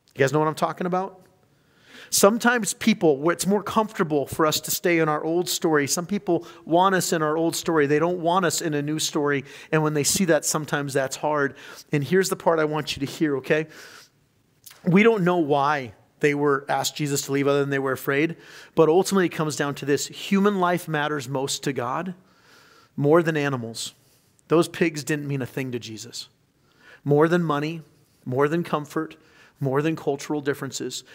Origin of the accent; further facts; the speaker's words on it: California, United States; growing up in California